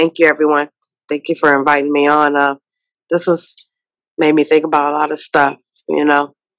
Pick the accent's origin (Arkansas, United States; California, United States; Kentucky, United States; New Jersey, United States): California, United States; San Francisco; moved away as an adult; now in Fairfield, United States; But I grew up in San Francisco. I went to high school and elementary school and stuff in San Francisco. I'm one of them can't afford to live there no more.